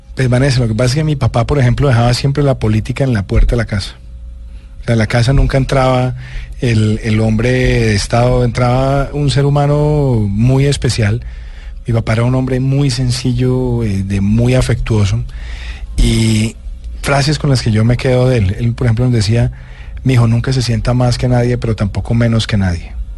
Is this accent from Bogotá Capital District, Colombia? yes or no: yes; Bogotá, Bogotá Capital District, Colombia; also born or lived in Medellín, Colombia; me vine a Bogotá prácticamente seis meses antes de que mis papás llegaran de Medellín